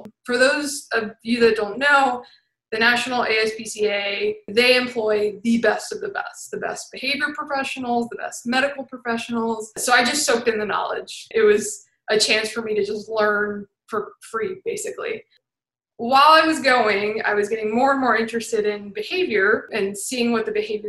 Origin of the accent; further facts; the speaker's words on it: Aiken, South Carolina, United States; also born or lived in Florida; now in Greenville, United States; I grew up in Aiken, South Carolina. It's a little small town on the South Carolina-Georgia border.